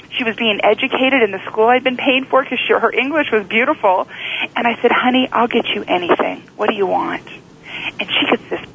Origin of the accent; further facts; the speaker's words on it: United States; I'm from America